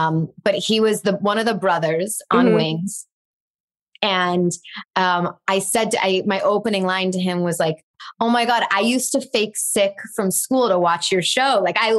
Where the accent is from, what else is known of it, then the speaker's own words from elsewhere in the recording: Chicago, Illinois, United States; now in Los Angeles, United States; I grew up in Chicago.